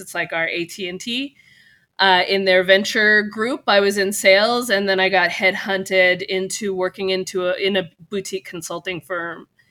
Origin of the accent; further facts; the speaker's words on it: California, United States; also born or lived in Japan; I'm from California